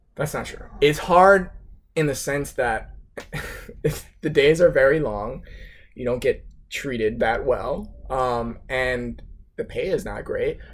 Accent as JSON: {"language": "English", "region": "South Florida", "country": "United States", "said": "I'm from South Florida"}